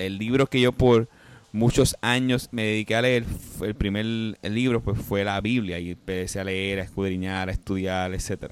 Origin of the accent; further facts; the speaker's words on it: Puerto Rico; yo soy puertorriqueño, Víctor también, nosotros como puertorriqueños